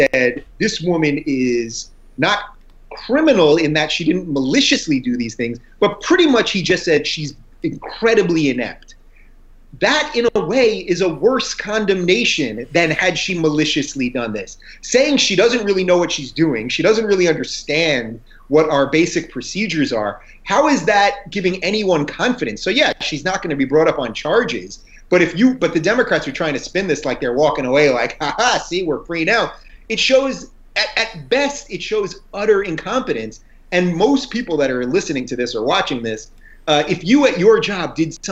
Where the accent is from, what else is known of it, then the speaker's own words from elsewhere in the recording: Long Island, New York, United States; moved away as an adult; also born or lived in Brooklyn, New York; as a New Yorker myself, born in Brooklyn, grew up in Long Island, went to college upstate New York, lived there almost my whole life until the last 3 years.